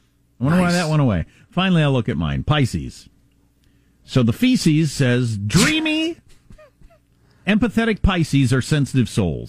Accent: United States; moved away; also born or lived in South Dakota / Wisconsin; growing up in South Dakota and Wisconsin, where dead of winter.

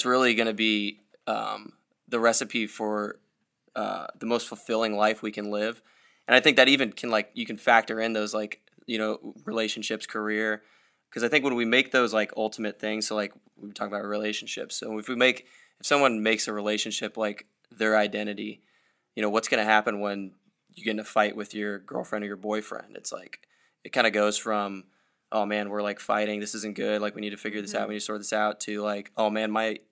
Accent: Iowa, United States; I'm from Iowa

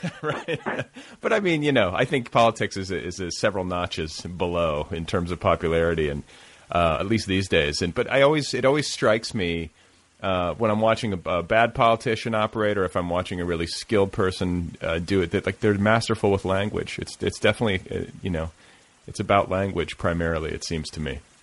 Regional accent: Indiana, United States; moved away; I grew up in the Midwest and uh, in Indiana, just up the road

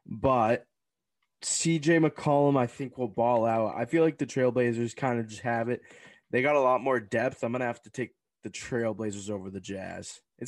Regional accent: New England, United States; we're from New England.

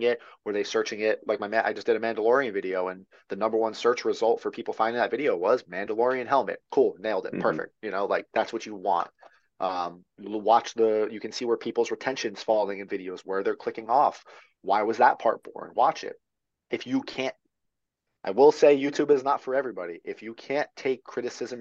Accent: near Long Beach Island, New Jersey, United States; now in North Carolina, United States; I grew up near Long Beach Island

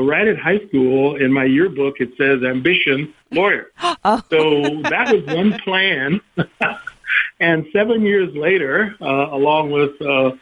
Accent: Kansas City, Kansas, United States; moved away as an adult; also born or lived in Topeka, Kansas; I'm from Kansas originally, grew up in Kansas City, Kansas, an all-black neighborhood of Kansas City

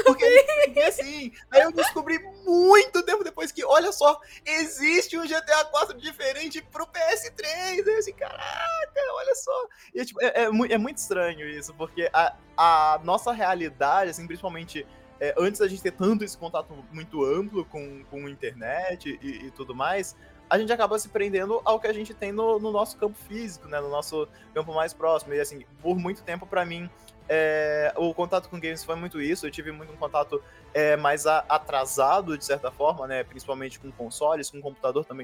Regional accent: São Gonçalo, Rio de Janeiro, Brazil; eu sou de São Gonçalo, do Rio de Janeiro

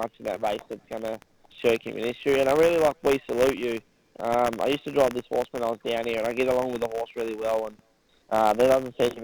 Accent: Tasmania, Australia; now in New South Wales, Australia; I'm from Tasmania. I've moved up to New South Wales, but my family's still involved heavily

